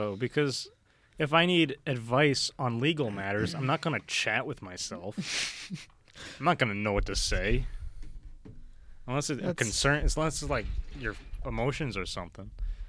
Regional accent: California, United States; I was born in California, but I have disowned myself from California.

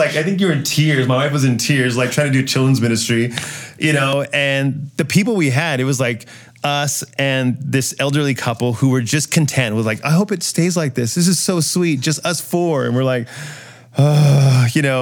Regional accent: San Antonio, Texas, United States; moved away as an adult; also born or lived in Murrieta, California; now in San Juan Islands, United States; I came out of a church called Calvary San Antonio.

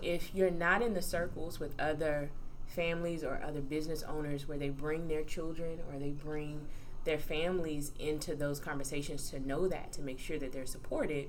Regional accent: Fairfield, Alabama, United States; moved away as an adult; also born or lived in Maryland; I'm originally from Fairfield, Alabama

